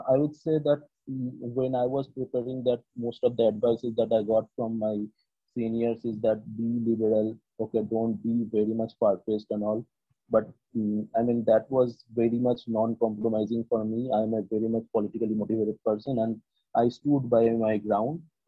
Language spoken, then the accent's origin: English; West Bengal, India; I'm from West Bengal